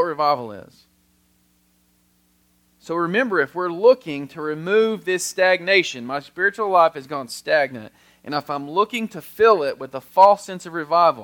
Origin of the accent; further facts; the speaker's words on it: United States; as an American